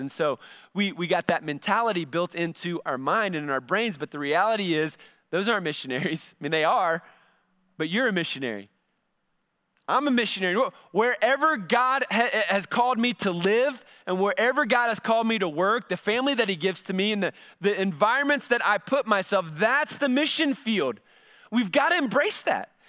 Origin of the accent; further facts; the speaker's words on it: United States; we're an American